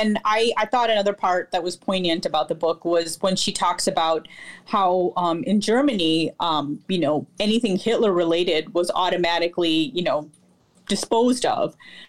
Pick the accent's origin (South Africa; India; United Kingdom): India; because I'm Indian and I'm, have been to India, I know a little bit about the caste system.